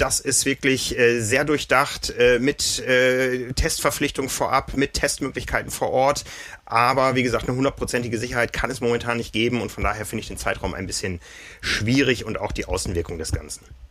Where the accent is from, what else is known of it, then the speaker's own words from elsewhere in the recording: Osnabrück, Lower Saxony, Germany; Ich erinnere mich Anfang der 90er in meiner Heimatstadt